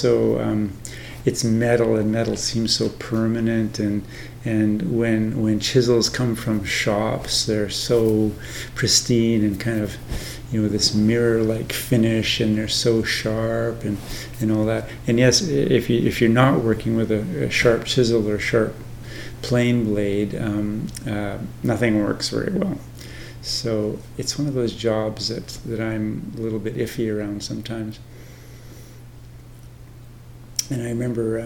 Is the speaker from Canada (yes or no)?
yes; Canada; moved away as an adult; now in Thailand; I live in Thailand now, but I'm Canadian and was ordained in Canada and spent the bulk of my monastic life in Canada